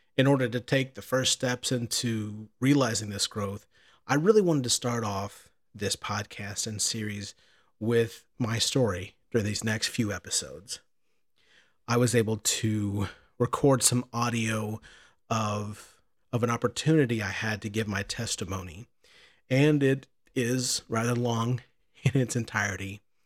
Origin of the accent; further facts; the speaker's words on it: Southern Illinois, United States; I'm from Southern Illinois